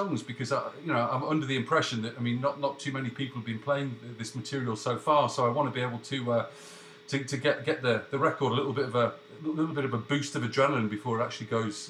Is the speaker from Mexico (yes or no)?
no; England, United Kingdom; moved away; I've been here a long old while, but, you know, I mean, I'm as English as they come. I mean, I'm back every 5 minutes. I live in a little bubble here